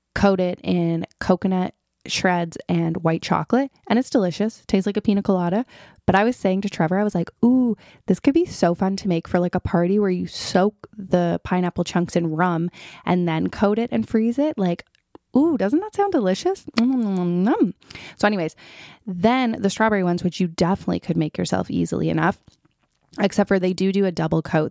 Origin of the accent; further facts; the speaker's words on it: Toronto, Ontario, Canada; also born or lived in Ottawa; I was back in Toronto, hometown